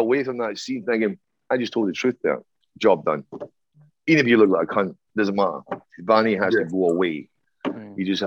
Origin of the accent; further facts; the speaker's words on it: Ireland; I'm Irish up the arse. I mean, I've got a fucking huge history and my grandparents